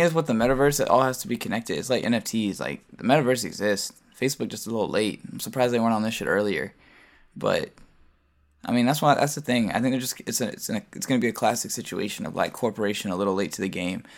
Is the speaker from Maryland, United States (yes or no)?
yes; Baltimore, Maryland, United States; I'm a producer, and I'm from Baltimore